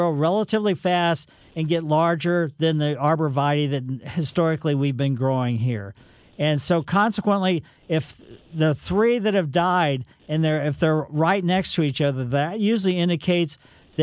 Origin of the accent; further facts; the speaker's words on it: Ellisville, Missouri, United States; when I was a kid growing up in Ellisville